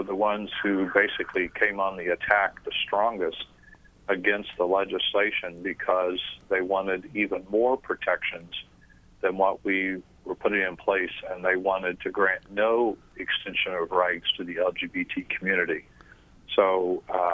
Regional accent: Missouri, United States; now in Northeast Indiana, United States; I grew up in Missouri

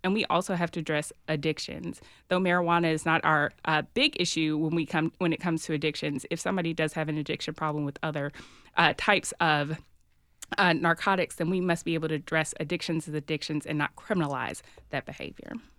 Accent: Nashville, Tennessee, United States; I am from Nashville. My family's been here for six or so generations

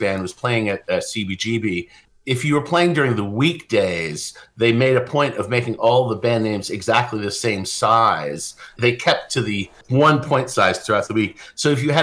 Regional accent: Lincoln, Massachusetts, United States; growing up in Lincoln, Massachusetts

